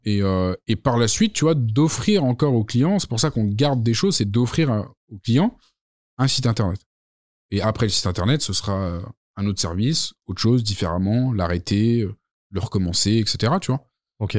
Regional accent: Lyon, Auvergne-Rhône-Alpes, France; also born or lived in Saint-Étienne; Je suis né là-bas. J'ai vécu à Lyon toute ma vie, mais je suis né à Saint-Étienne

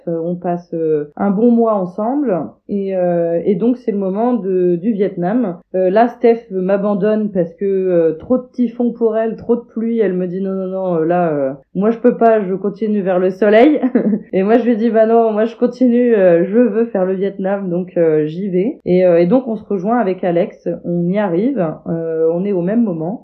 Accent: Normandy, France; je suis normande, je vis en Normandie

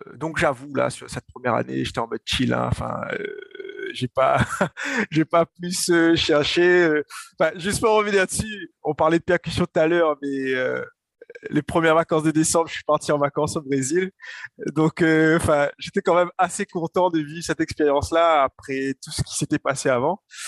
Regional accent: Saint-Denis, Réunion; also born or lived in Paris; je viens de la Source, du quartier de la Source, Saint-Denis. donc voilà, j'ai grandi là-bas

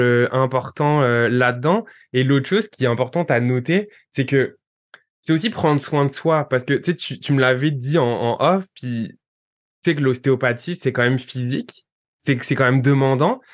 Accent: France; moved away; tous les deux, on vient de France

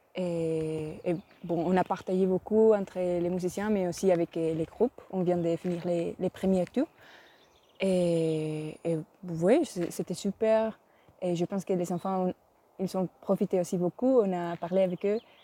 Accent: Spain; French is a second language; Je viens d'Espagne et j'ai 20 ans.

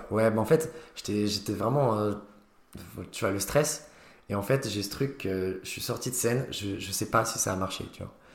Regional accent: Nancy, Grand Est, France; je viens de Nancy et qu'il n'y a rien là-bas

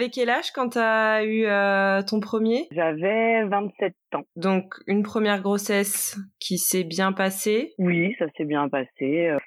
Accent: Paris region, Île-de-France, France; moved away as an adult; now in Spain; Moi, je suis de région parisienne.

